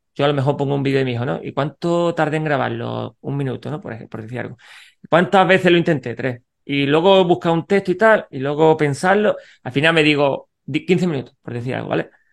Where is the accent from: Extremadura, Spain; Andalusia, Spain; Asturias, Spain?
Andalusia, Spain; Granada; soy de Granada